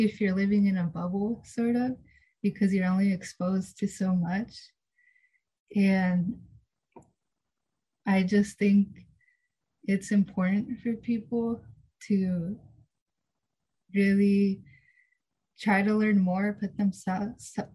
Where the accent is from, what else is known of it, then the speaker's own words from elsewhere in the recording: Fort Bragg, California, United States; also born or lived in Guadalajara, Jalisco, Mexico; So I grew up in Fort Bragg most of my life, and I migrated from Guadalajara, Jalisco, Mexico, when I was only about 11 months old.